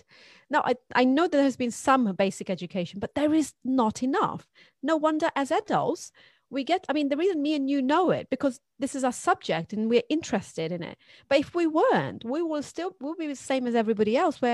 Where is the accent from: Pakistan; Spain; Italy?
Pakistan; now in United Kingdom; I grew up in Pakistan and my mother is Brazilian